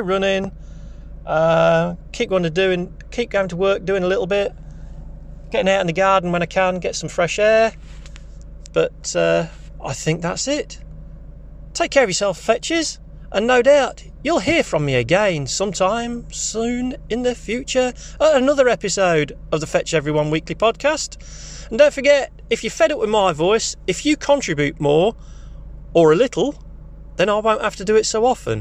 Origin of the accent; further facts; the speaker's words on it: South Holland, South Lincolnshire, East Midlands, United Kingdom; also born or lived in Boston, Lincolnshire; I'm from Lincolnshire, South Lincolnshire. We are not too far from the border of Norfolk. We're not too far from the border of Cambridgeshire. Born and bred South Holland District Council